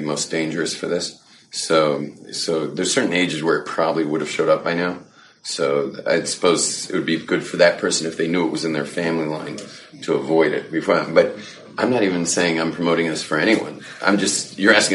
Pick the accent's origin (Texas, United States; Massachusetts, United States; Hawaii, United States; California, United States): California, United States; moved away; growing up in California